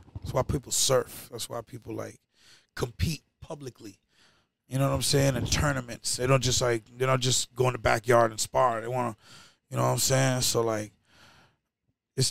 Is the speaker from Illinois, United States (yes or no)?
no; Lynn, Massachusetts, United States; I'm from Lynn